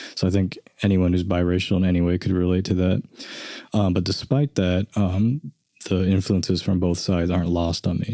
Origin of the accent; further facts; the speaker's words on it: Enid, Oklahoma, United States; I grew up in Enid